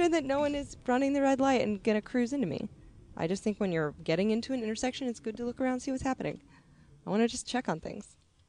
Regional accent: Northern California, United States; accent: Californian; we were both raised in California, but I'm Northern Californian.

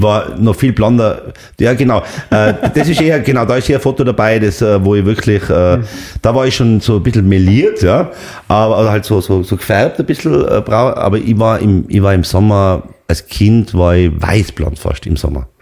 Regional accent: Seefeld in Tirol, Tyrol, Austria; meine Eltern haben eine Pension gehabt in Seefeld. Äh, da bin ich aufgewachsen im Haus Zillertal

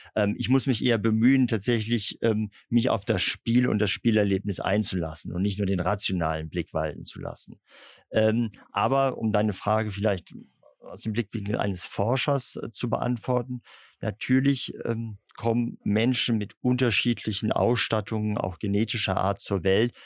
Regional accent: Bremen, Germany; Ich bin ungewöhnlicherweise als Bremer ähm, katholisch

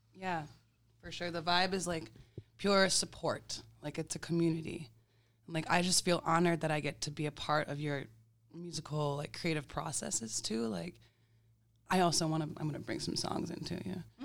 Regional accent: Green Bay, Wisconsin, United States; also born or lived in Montreal, Canada; now in Milwaukee, United States; I was born in Green Bay, Wisconsin.

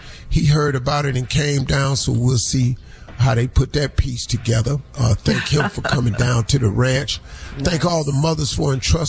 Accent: Cleveland, Ohio, United States; born or raised there; moved away

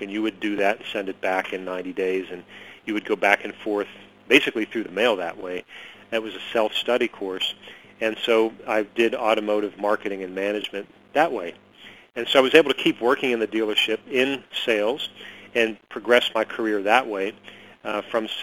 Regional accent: Pittsburgh, Pennsylvania, United States; I grew up in Pittsburgh

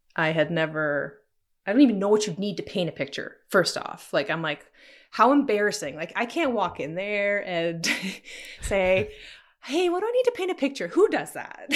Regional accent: Ontario, Canada; also born or lived in Toronto; I moved back after university to my hometown and was working with my dad

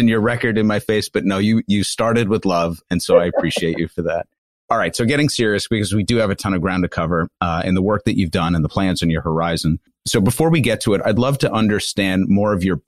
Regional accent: Long Island, New York, United States; I'm from Long Island

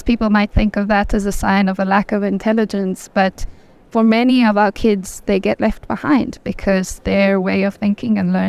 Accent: South Africa; I'm from South Africa, so I'm from a developing country.

